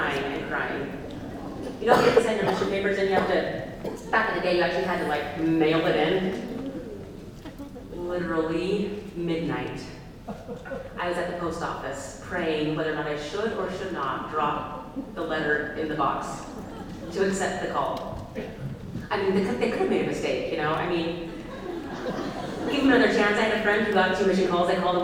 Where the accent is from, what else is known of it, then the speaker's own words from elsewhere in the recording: Oregon, United States; And plus, remember, I'm from Oregon, so it's California.